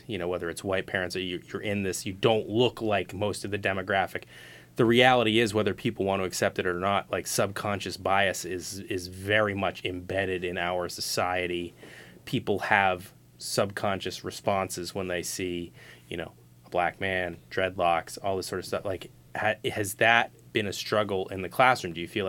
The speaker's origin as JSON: {"language": "English", "town": "Cambridge", "region": "Massachusetts", "country": "United States", "tie": "born or raised there", "said": "Growing up in Cambridge"}